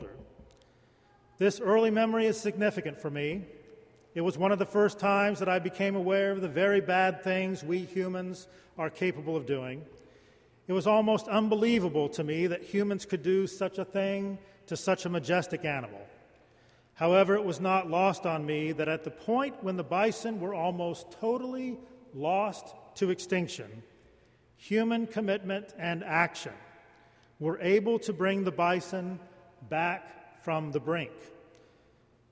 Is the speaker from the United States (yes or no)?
yes; Lawton, Oklahoma, United States; When I was a young boy growing up in Lawton, Oklahoma